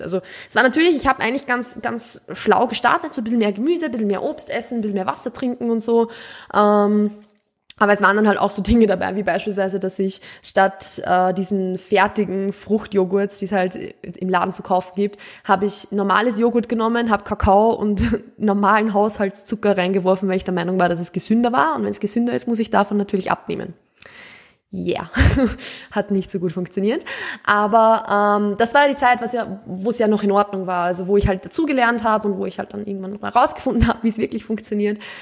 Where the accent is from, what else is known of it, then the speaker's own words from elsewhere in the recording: Mühlviertel, Upper Austria, Austria; accent: Austrian, Mühlviertel dialect; Ich komme ja aus Österreich, ich komme auch vom Land. Also ich bin wirklich mit Bauern, österreichisch, mühlviertlerisch aufgewachsen.